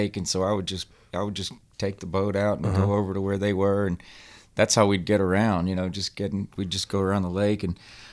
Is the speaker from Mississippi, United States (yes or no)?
yes; Mississippi, United States; moved away as an adult; now in Texas, United States; I grew up in Mississippi. I left home when I was 18, 19, I think.